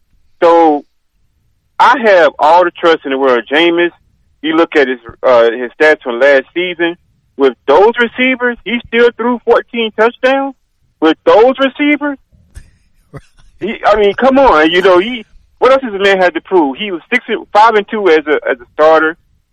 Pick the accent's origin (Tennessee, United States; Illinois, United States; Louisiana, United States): Louisiana, United States; now in Atlanta, United States; born and raised in Louisiana, but I currently live in the Atlanta, Georgia area.